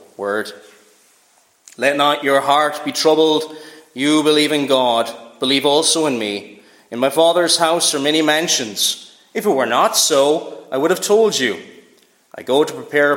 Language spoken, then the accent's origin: English; Cork, Munster, Ireland; I was growing up in Cork